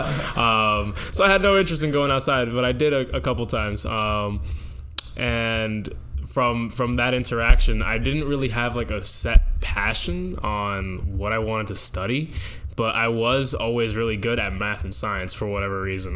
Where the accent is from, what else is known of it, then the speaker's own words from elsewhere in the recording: Dover, New Jersey, United States; I come from Dover, New Jersey, in Morris County.